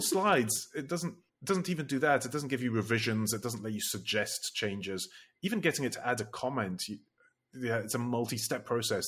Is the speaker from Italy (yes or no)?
yes; Italy; I grew up in Italy